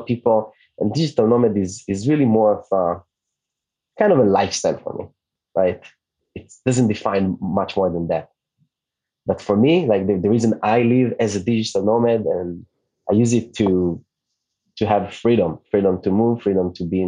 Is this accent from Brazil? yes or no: no; Israel; first language Hebrew; English is a second language; moved away as an adult; also born or lived in New York; And … is an Hebrew name. Where I'm from Israel. My native language